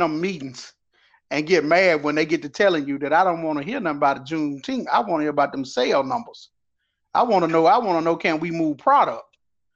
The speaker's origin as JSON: {"language": "English", "region": "southern Alabama", "country": "United States", "said": "But I'm from lowly Alabama, not lowly, but the low part or the bottom part of Alabama"}